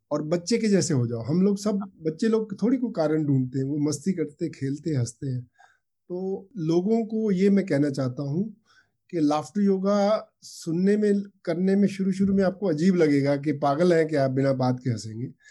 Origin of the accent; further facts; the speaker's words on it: Ferozepur, Punjab, India; moved away as an adult; also born or lived in Amritsar / Mumbai; उन्होंने मुझे boarding school भेज दिया स्कूल में फिरोजपुर में वहाँ से मैं डिस्ट्रिक्ट में टॉप करके मेडिकल कॉलेज अमृतसर में